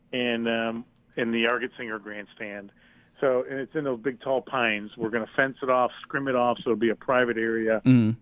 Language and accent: English; Buffalo, New York, United States; in our hometown of Buffalo, or my hometown, our hometown